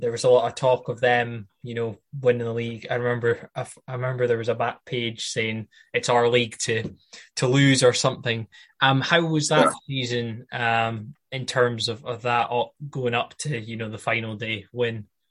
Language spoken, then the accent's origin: English; Banff, Scotland, United Kingdom; I'm from um, Banff